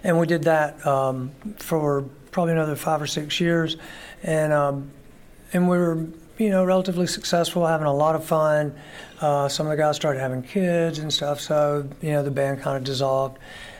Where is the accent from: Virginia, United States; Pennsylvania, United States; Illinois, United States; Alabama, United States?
Alabama, United States; Florence; Shoals area in Northern Alabama. Some people know us as the Muscle Shoals area. I live in the city of Florence. I was born and raised there.